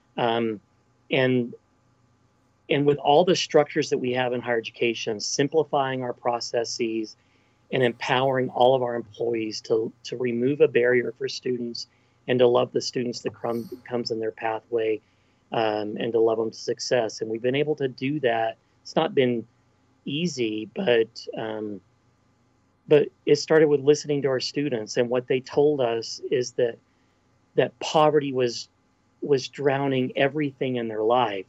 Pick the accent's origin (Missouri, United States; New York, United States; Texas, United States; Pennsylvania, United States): Texas, United States; Texas Panhandle, United States; also born or lived in Athens, Ohio; I was born and raised in the Texas Panhandle